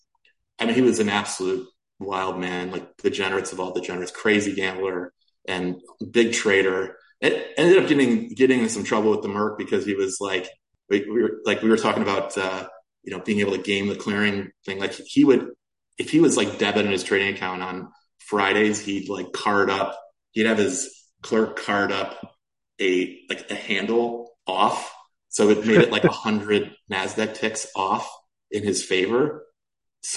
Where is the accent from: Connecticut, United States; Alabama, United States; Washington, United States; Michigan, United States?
Michigan, United States; Detroit; I grew up in Detroit